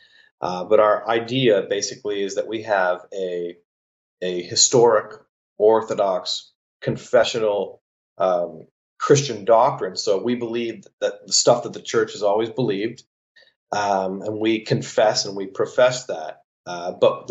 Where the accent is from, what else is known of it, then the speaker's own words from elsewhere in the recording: Canada; I'm actually Canadian. I grew up 45 minutes from where he grew up